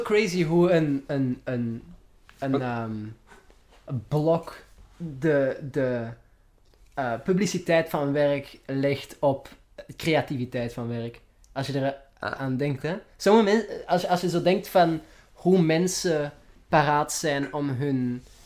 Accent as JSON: {"language": "Dutch", "region": "Flanders", "country": "Belgium", "accent": "Flemish", "said": "mijn Vlaams accent"}